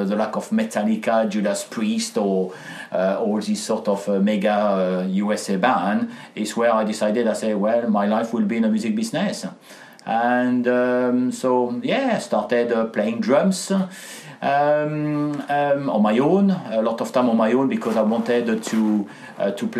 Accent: France; accent: French; English is a second language; moved away; with my accent I am French, and I had a chance to grow up with my grandparents

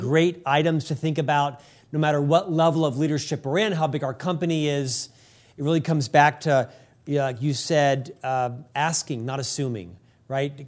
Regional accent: United States; as an American

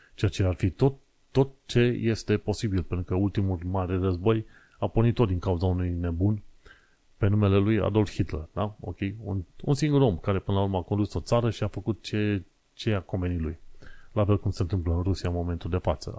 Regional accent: Romania; moved away as an adult; also born or lived in Isle of Dogs, London; now in London, United Kingdom; sunt român

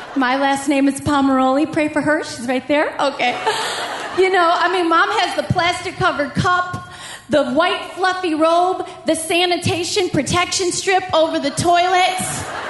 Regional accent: Georgia, United States; my home state

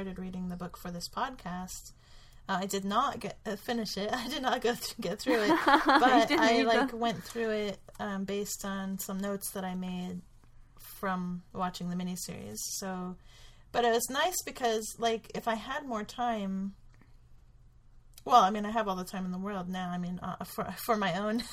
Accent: United States

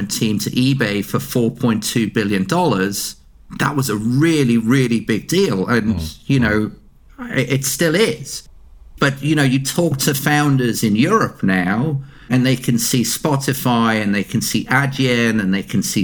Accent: United Kingdom; we're very British

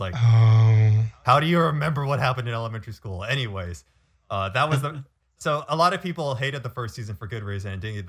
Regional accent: California, United States; growing up in California, I was always a water rat

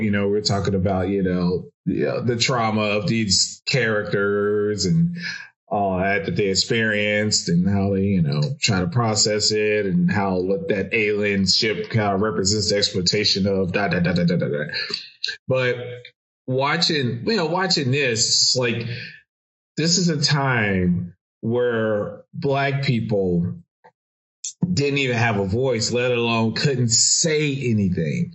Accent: Chicago, Illinois, United States; I'm from Chicago

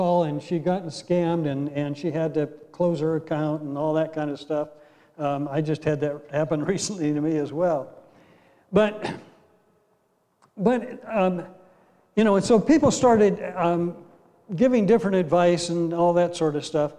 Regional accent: Ashtabula, Ohio, United States; moved away; I grew up in Ashtabula, Ohio

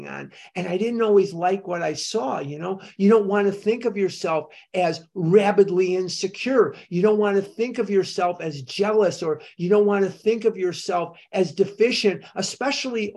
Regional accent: Chicago, Illinois, United States; I grew up in Chicago. I'm a Chicagoan through and through, Northside Mather High School, class of 72.

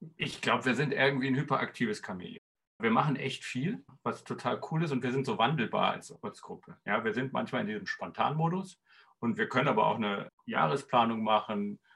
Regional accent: Erlangen, Bavaria, Germany; Ich bin aus Erlangen. Komischerweise bin ich dann in Nürnberg gelandet bei XR.

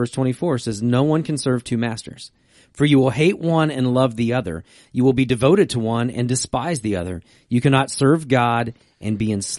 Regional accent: Virginia, United States; I grew up in Virginia.

